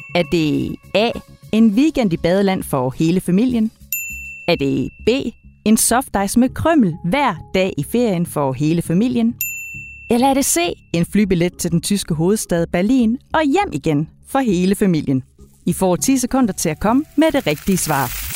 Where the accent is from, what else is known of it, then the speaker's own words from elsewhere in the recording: Denmark; det er vi danskere vilde med